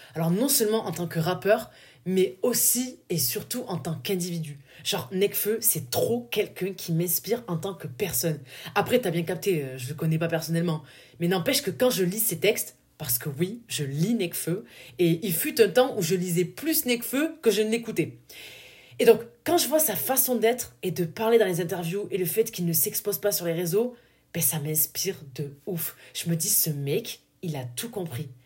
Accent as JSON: {"language": "French", "region": "southern France", "country": "France", "accent": "du sud", "said": "mon accent du sud est ressorti"}